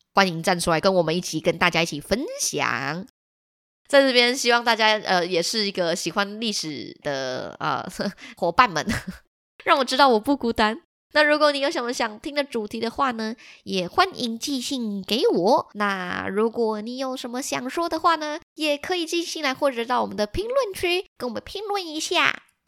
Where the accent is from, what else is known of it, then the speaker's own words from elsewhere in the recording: city in northern Taiwan, Taiwan; 我本身真的就是彻头彻尾的都市小孩。然后我觉得因为生长在都市